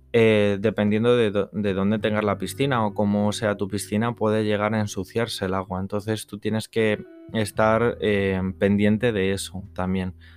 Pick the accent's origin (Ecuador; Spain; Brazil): Spain; Madrid, Community of Madrid; soy de Madrid, de la Comunidad de Madrid